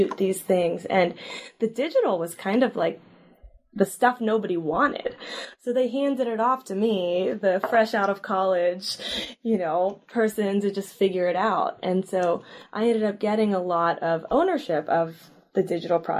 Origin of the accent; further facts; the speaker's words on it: Sacramento, California, United States; I grew up in Sacramento, and I went to undergrad at Berkeley